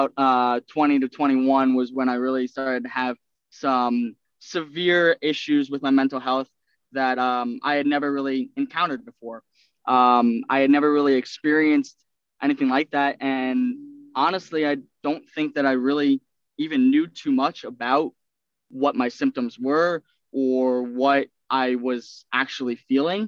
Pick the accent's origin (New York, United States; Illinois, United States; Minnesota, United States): New York, United States; Centereach; I was born on Long Island, town of Center Reach